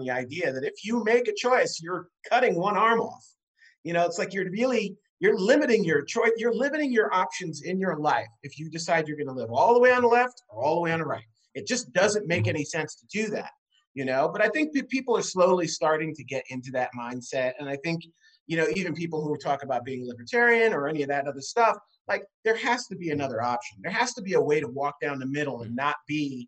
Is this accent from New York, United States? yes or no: yes; New York City, New York, United States; I'm from New York City. I grew up, you know, in Manhattan. I grew up in Queens, but I spent enormous amounts of time in Manhattan